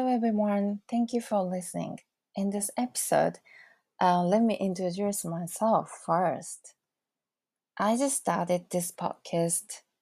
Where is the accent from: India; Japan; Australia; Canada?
Japan; Fukushima; English is a second language; also born or lived in Saitama Prefecture; now in Saitama, Japan; my hometown is Fukushima. Fukushima is in Tohoku area